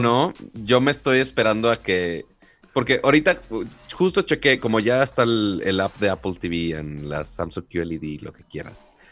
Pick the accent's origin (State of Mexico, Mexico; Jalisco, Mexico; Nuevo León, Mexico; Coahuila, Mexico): Nuevo León, Mexico; Monterrey; siendo el regio codo que soy